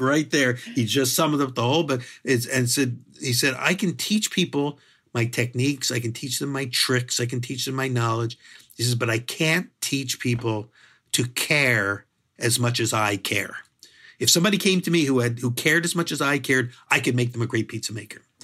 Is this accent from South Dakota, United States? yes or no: no; Philadelphia, Pennsylvania, United States; moved away; I grew up in Philadelphia, which is a good food city